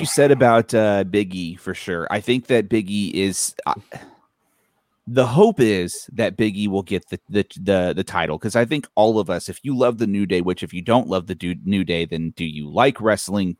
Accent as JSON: {"language": "English", "region": "Texas", "country": "United States", "said": "our home state"}